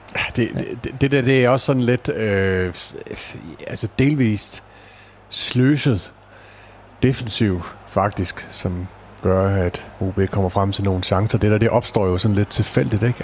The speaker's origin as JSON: {"language": "Danish", "town": "Odense", "region": "Southern Denmark", "country": "Denmark", "said": "Jeg er jo selv odenseaner"}